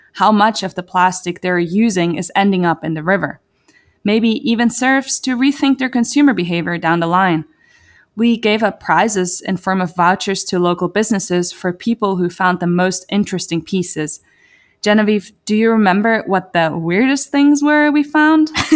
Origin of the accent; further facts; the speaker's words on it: Zurich, Switzerland; moved away as an adult; now in United States; I am born and raised on the other side of the Atlantic, more precisely in the beautiful city of Zurich, Switzerland.